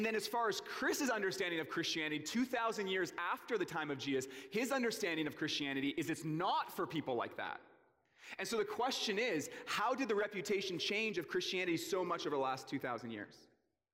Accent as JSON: {"language": "English", "town": "Port Coquitlam", "region": "British Columbia", "country": "Canada", "tie": "born or raised there", "said": "I grew up in the Tri-Cities in Port Coquitlam."}